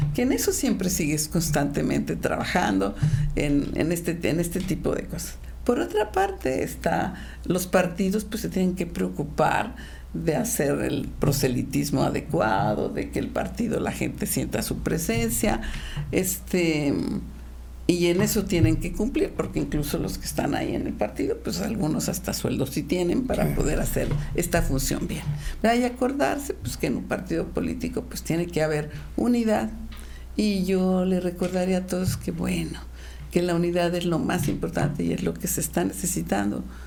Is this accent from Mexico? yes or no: yes; Querétaro, Mexico; servir a mi pueblo queretanas y queretanos